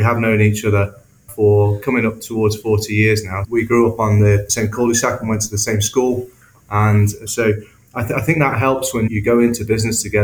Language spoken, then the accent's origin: English; South Staffordshire, West Midlands, United Kingdom; we're originally from the Midlands, so just around South Staffs. And so that's where Neil and I both lived and went to school